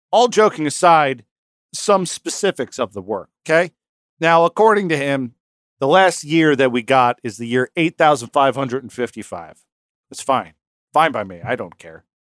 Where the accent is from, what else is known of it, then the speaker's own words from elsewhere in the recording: New York, United States; we're from New York